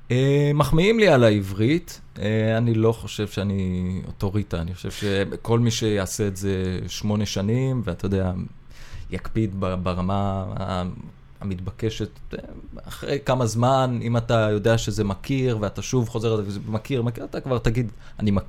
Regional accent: Isfiya, Haifa District, Israel; אמ, גדלתי בעוספיא.

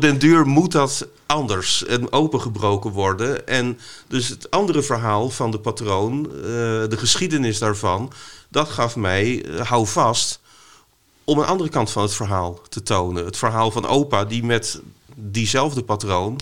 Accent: Vlissingen, Zeeland, Netherlands; ik ben opgegroeid in Vlissingen, ook met strand en zee

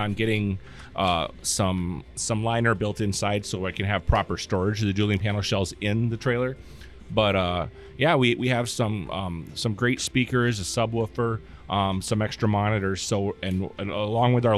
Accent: Sioux Falls, South Dakota, United States; Growing up in Sioux Falls

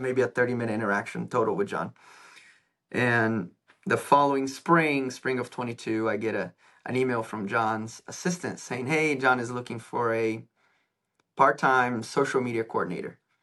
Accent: São Paulo, Brazil; moved away; I am from Brazil originally.

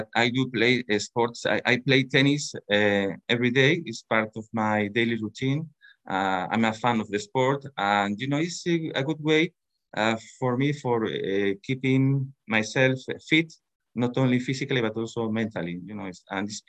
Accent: Spain; I was born in Spain in 1965

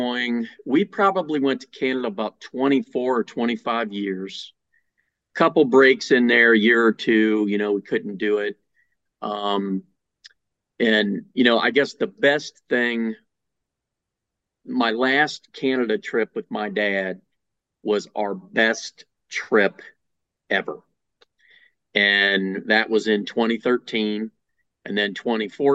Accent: Mansfield, Ohio, United States; I grew up in Mansfield, Ohio, which is almost in between Cleveland and Columbus

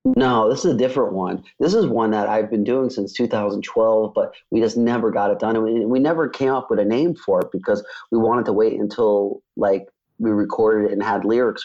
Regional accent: New York, United States; moved away; I grew up in New York

